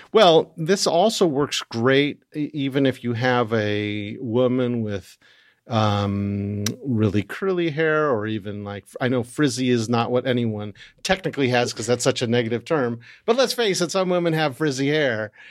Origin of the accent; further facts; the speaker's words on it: United States; being American